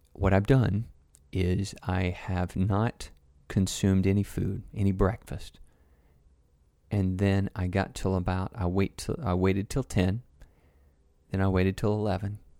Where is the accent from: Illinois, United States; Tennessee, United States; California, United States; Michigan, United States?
Tennessee, United States; Growing up in Tennessee